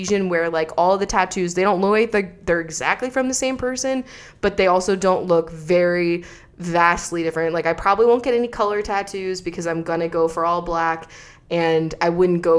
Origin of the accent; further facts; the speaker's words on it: Pennsylvania, United States; now in Pacific Northwest, United States; I'm from Pennsylvania